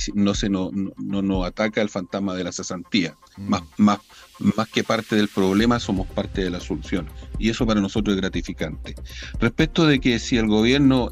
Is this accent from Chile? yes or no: yes; Biobío, Chile; nosotros somos la región del Biobío, la capital pesquera de Chile